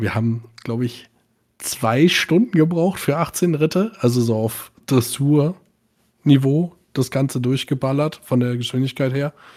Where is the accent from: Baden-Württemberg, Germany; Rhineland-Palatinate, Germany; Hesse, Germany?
Hesse, Germany; Bad Nauheim; ich komme mhm. aus Bad Nauheim